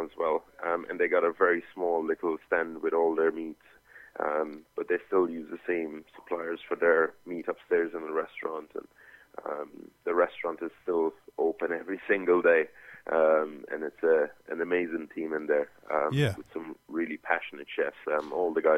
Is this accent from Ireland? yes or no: yes; Kerry, Munster, Ireland; born or raised there